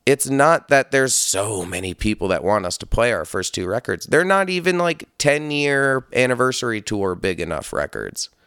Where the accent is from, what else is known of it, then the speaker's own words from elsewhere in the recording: Hudson Valley, upstate New York, United States; also born or lived in Brooklyn, New York; I grew up in upstate New York. I grew up in the Hudson Valley near, like, Poughkeepsie in that scene in between that and Albany